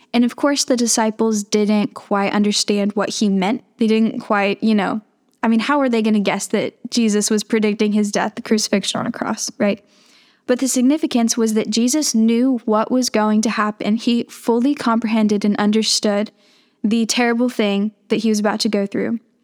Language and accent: English; Kentucky, United States; I'm from Kentucky, so I'm surrounded by courses. It's just part of the culture, right?